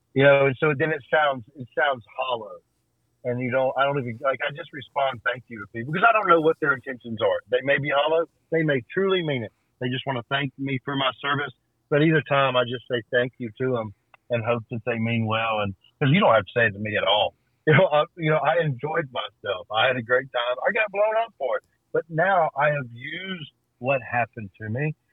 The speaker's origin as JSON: {"language": "English", "town": "Birmingham", "region": "Alabama", "country": "United States", "tie": "born or raised there", "said": "I grew up in Birmingham, Alabama"}